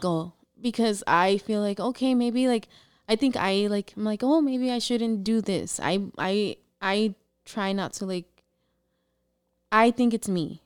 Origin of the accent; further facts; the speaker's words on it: San Diego, California, United States; also born or lived in Tijuana, Baja California, Mexico; I was born in T J, but I was raised here in San Diego.